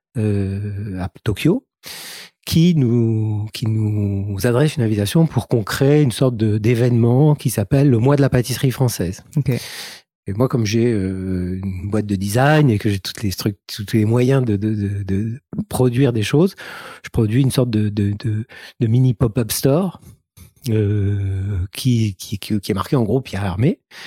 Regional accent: Casablanca, Casablanca-Settat, Morocco; je suis né au Maroc, à Casablanca. J'ai fait toute ma scolarité à l'école primaire dans une école catholique

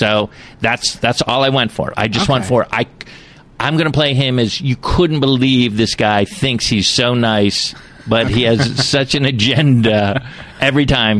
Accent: Silver Spring, Maryland, United States; also born or lived in Plantation, Florida; A couple places. Silver Spring, Maryland.

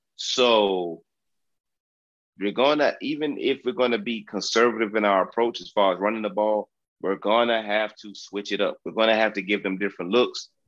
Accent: Southeast Virginia, United States; I'm from Southeast Virginia

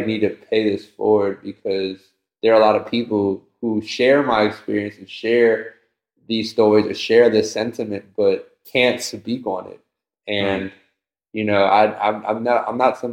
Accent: Takoma Park, Maryland, United States; now in California, United States; I come from Tacoma Park, Maryland, and it's an environment, at least at the time when I was born and where I was growing up

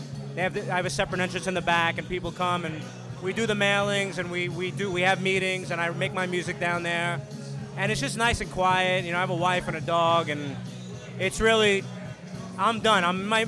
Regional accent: Brooklyn, New York, United States; also born or lived in Jersey City; now in Staten Island, United States; I grew up in Brooklyn, and I'm used to being surrounded by people

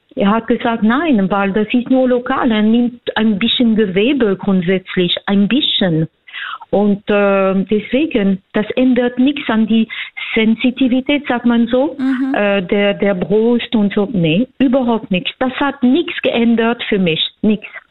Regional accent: France; German is a second language; also born or lived in Vienna, Austria; now in Germany; ich bin Französin, ich habe in Wien gelebt, ich habe in mehreren Ländern äh, gelebt und momentan lebe ich in Deutschland.

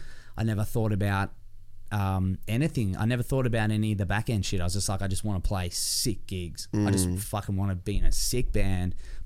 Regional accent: Ballarat, Victoria, Australia; I grew up in Ballarat.

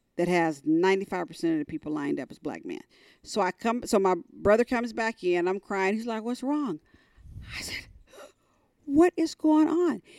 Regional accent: San Francisco Bay Area, California, United States; moved away as an adult; also born or lived in North Carolina; now in Dallas, United States; we grew up in California

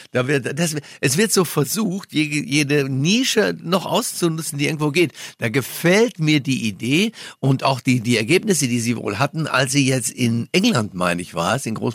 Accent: North Rhine-Westphalia, Germany; Ja, also ist, bei uns im Ruhrgebiet zum Beispiel ist es auch so, dass die Leute wahrscheinlich schon auch tindern.

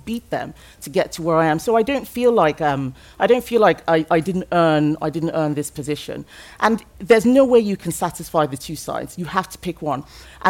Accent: Lagos, Nigeria; English is a second language; I grew up in Nigeria. My ethnic group is Yoruba. I speak English as a second language. And my ethnic group for where I lived, which was Lagos, was the predominant, that was the majority ethnic group.

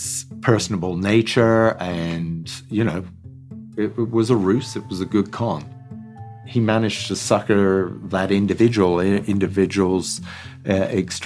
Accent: England, United Kingdom; I grew up in England, rural community, on a dairy farm

